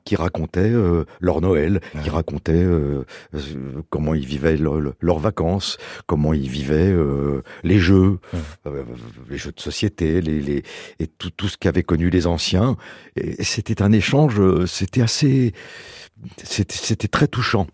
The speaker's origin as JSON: {"language": "French", "town": "Saint-Mandé", "region": "Île-de-France", "country": "France", "tie": "born or raised there", "also_born_or_lived": "Paris", "said": "je suis né à Saint-Mandé, à la, à la clinique des Bleuets."}